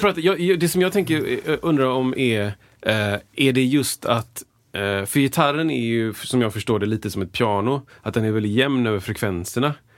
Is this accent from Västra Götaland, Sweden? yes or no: yes; Gothenburg, Västra Götaland, Sweden; jag sjöng i kör när jag var liten i Göteborgs Gosskör